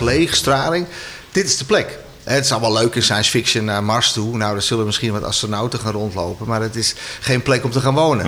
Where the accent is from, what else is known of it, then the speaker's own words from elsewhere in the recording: Amsterdam, North Holland, Netherlands; moved away as an adult; now in near Edam, Netherlands; ik ben geboren en getogen Amsterdammer. Dus ik ben echt een stadsjongen.